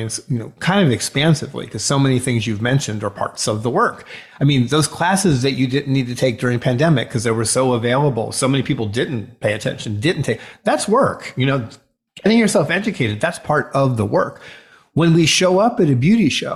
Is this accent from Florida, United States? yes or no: yes; South Florida, United States; I grew up in South Florida